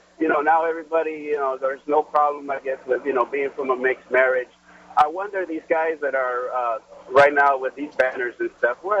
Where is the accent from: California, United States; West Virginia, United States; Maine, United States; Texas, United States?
Texas, United States; I'm from Texas.